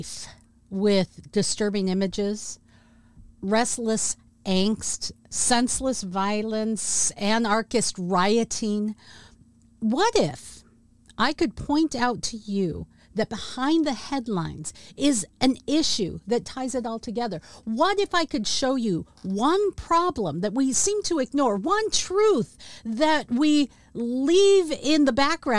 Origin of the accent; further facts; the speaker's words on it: Washington, United States; my home state of Washington State